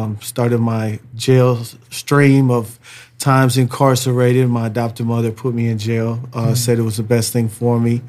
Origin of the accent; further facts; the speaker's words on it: St. Paul, Minnesota, United States; I was born in St. Paul, Minnesota.